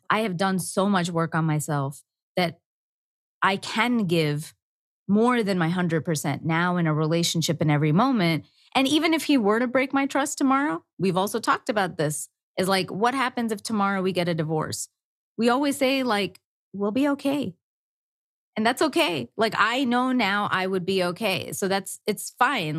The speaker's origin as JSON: {"language": "English", "country": "India", "said": "I'm Indian"}